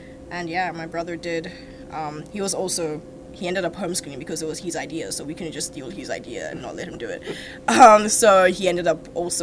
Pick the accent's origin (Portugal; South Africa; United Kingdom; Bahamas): South Africa; moved away as an adult; also born or lived in Nigeria; now in St. John's, Canada; I was born in Nigeria. I grew up in South Africa